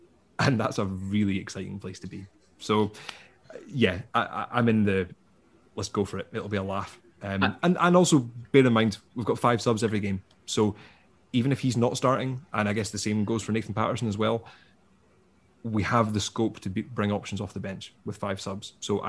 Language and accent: English; Edinburgh, Scotland, United Kingdom; I grew up in Edinburgh, Hearts were my local team